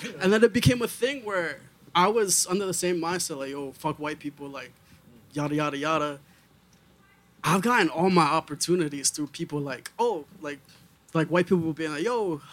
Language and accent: English; New York City, New York, United States; I'm from Washington Heights.